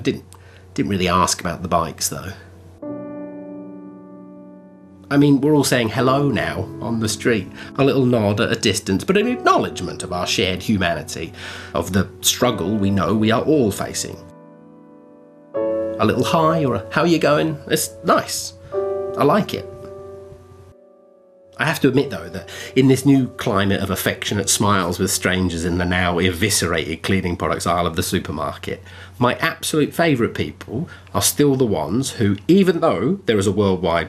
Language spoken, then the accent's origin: English; England, United Kingdom; now in Australia; as an Englishman